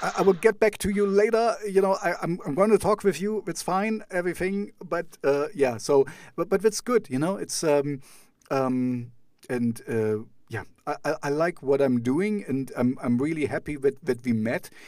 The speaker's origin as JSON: {"language": "English", "town": "Jena", "region": "Thuringia", "country": "Germany", "tie": "born or raised there", "second_language": "English", "said": "my hometown is called Jena"}